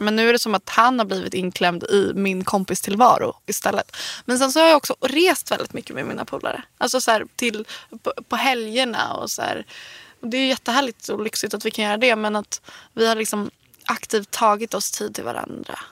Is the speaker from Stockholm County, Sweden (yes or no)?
yes; Värmdö, Stockholm County, Sweden; also born or lived in Nacka; jag är från, jag är från landet. Jag är, från Värmdö. Um, Värmdö, Nacka och så.